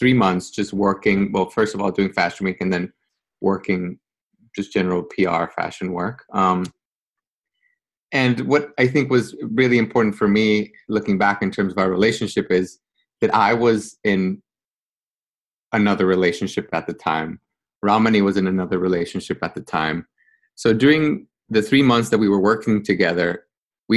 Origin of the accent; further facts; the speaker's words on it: Guatemala City, Guatemala Department, Guatemala; moved away as an adult; now in New York, United States; I was born and raised in Guatemala, small third world country